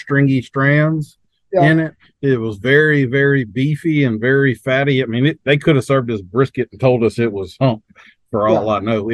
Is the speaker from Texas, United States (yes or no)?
no; North Louisiana, United States; I was raised in North Louisiana